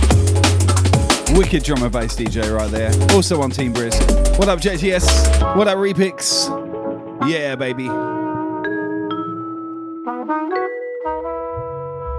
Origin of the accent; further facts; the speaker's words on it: England, United Kingdom; accent: English; also born or lived in Australia; now in Brisbane, Australia; one does have an English accent. I'm an Australian, mate. I'm in Brisbane.